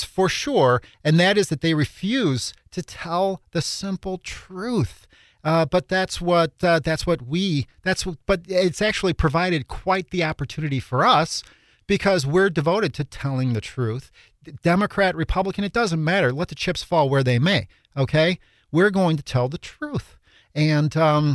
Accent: Chicago, Illinois, United States; I grew up on the South Side of Chicago as well

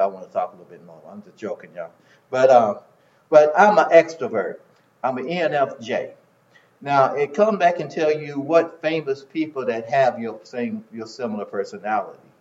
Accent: South Carolina, United States; I was born in South Carolina

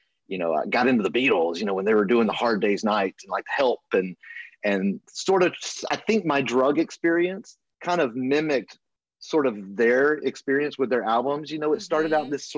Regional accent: Alabama, United States; moved away as an adult; also born or lived in Los Angeles; I was born and raised in Alabama

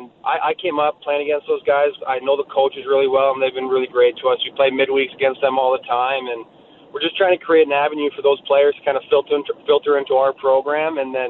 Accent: Southern Alberta, Canada; I grew up in Southern Alberta when I was 12, 13 years old

